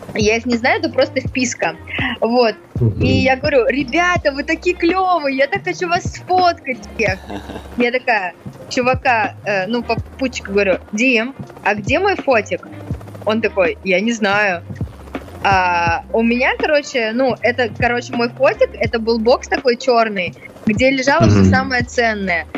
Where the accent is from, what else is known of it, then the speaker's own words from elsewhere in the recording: Moscow, Russia; also born or lived in Caucasus; я из Москвы